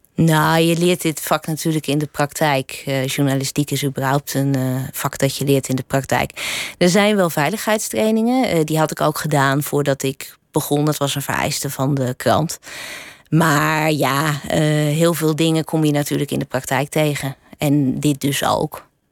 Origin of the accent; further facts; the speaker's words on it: Drenthe, Netherlands; ik ben opgegroeid in Drenthe.